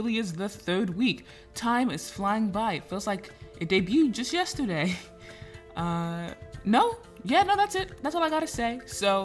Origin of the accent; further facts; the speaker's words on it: Florida, United States; We are both Florida women